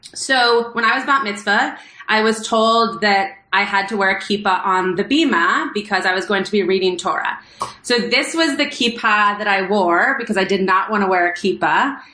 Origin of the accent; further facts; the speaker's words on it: Los Angeles, California, United States; I grew up in Los Angeles, and I grew up very close to the Pico Robertson area